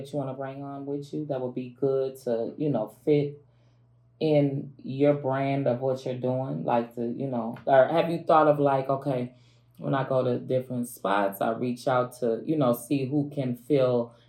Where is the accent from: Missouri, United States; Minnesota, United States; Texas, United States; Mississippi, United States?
Minnesota, United States; I'm from Minnesota.